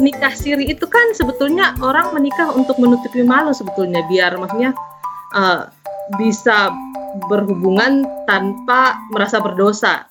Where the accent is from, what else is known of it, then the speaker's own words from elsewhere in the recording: Makassar, South Sulawesi, Indonesia; moved away as an adult; now in Belgium; Saya asli Makassar, Sulawesi Selatan